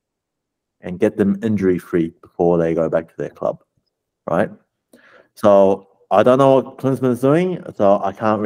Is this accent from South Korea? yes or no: no; New Zealand; moved away; I grew up in New Zealand